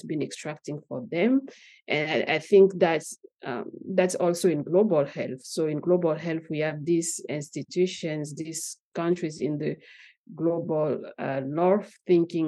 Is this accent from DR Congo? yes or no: yes; DR Congo; moved away as an adult; also born or lived in Katanga / Likasi / Lubumbashi / Kinshasa; now in United States; I grew up in Katanga between Likasi and Lubumbashi, but I moved to Kinshasa some years after that. So I continued to grow up in Kinshasa, and then I moved here